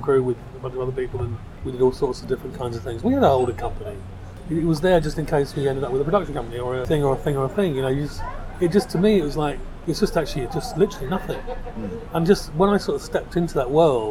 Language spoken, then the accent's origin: English; London, United Kingdom; I grew up in South London